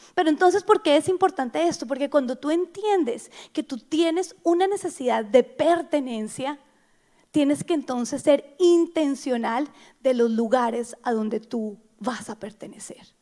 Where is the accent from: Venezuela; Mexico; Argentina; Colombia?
Colombia; Bogotá; yo soy bogotana